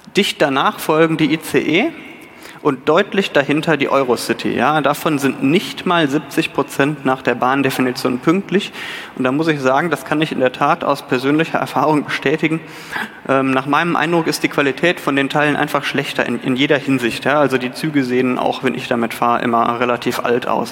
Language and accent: German; North Rhine-Westphalia, Germany; Ich bin Rheinländer